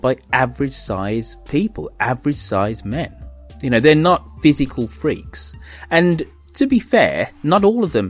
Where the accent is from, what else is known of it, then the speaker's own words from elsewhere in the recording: United Kingdom; as a Brit